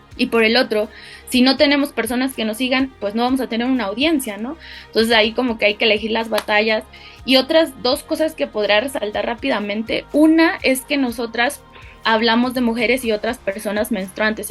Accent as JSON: {"language": "Spanish", "town": "Guadalajara", "region": "Jalisco", "country": "Mexico", "tie": "born or raised there", "moved": "as an adult", "lives_now": "Mexico City, Mexico", "said": "nací en Guadalajara, Jalisco, en México"}